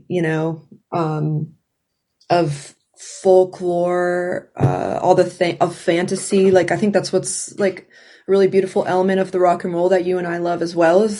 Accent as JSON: {"language": "English", "region": "South Georgia", "country": "United States", "tie": "born or raised there", "also_born_or_lived": "Atlanta", "said": "I did most of my growing up in South Georgia. And so then by the time I was a little older, we moved to Atlanta. I was born in Atlanta."}